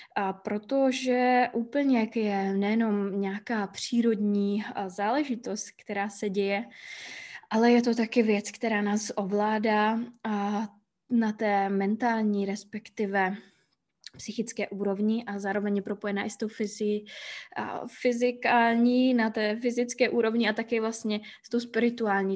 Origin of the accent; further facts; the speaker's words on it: Hlučín, Moravian-Silesian Region, Czechia; moved away as an adult; now in Iceland; Žiju na Islandu už třetím rokem, původem jsem z Hlučína, což je takové malé město poblíž Ostravy.